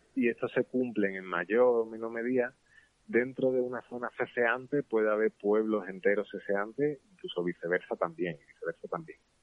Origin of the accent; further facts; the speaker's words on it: Cádiz, Andalusia, Spain; yo, que soy de Cádiz